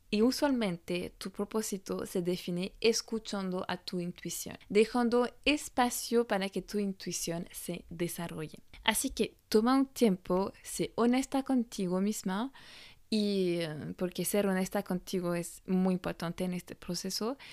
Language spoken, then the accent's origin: Spanish; France; Spanish is a second language; moved away as an adult; also born or lived in Australia; francesa y coach de imagen